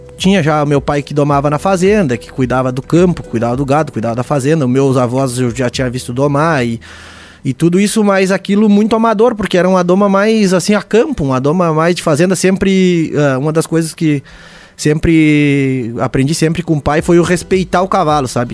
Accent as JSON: {"language": "Portuguese", "town": "Painel", "region": "Santa Catarina", "country": "Brazil", "tie": "born or raised there", "also_born_or_lived": "Lages", "said": "o meu pai era, capaz de uma era capataz de uma fazenda no painel, onde eu moro hoje"}